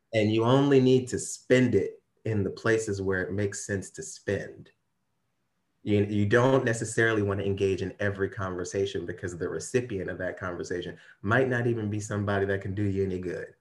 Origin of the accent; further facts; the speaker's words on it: Ferguson, Missouri, United States; I am actually from Ferguson, Missouri